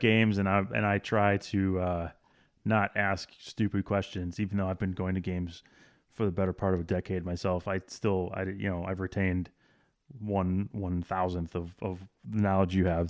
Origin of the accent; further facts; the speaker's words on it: Wisconsin, United States; I grew up in Wisconsin